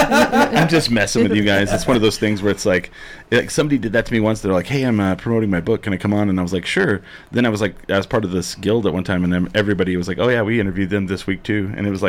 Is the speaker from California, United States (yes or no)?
no; rural New Mexico, United States; I grew up in rural New Mexico